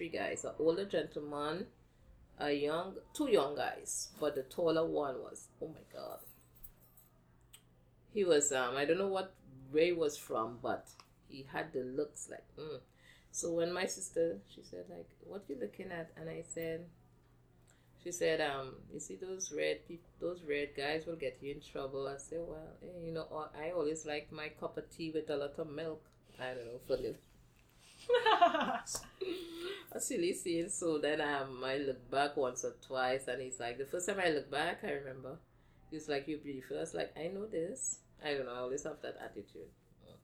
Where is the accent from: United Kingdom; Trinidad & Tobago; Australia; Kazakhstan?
Trinidad & Tobago; moved away as an adult; now in United States; I was Trinidad